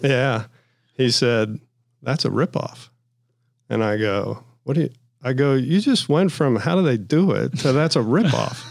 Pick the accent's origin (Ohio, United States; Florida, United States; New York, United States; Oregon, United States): Ohio, United States; I'm from Ohio